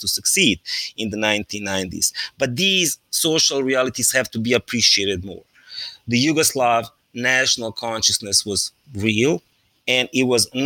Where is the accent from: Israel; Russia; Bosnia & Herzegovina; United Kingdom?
Bosnia & Herzegovina; Sarajevo, Federation of Bosnia and Herzegovina; by the time I was growing up in Sarajevo